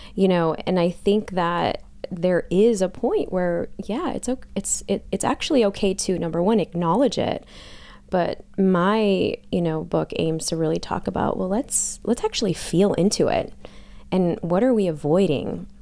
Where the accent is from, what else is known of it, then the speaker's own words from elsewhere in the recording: Chicago, Illinois, United States; growing up in Chicago, melting pot